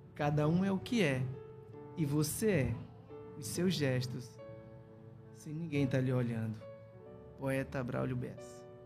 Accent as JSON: {"language": "Portuguese", "town": "Coari", "region": "Amazonas", "country": "Brazil", "also_born_or_lived": "Juazinho", "moved": "as an adult", "said": "Eu sou do Rio Copiá, sou minha comunidade fica em Extrema, em Baranã, em Coari"}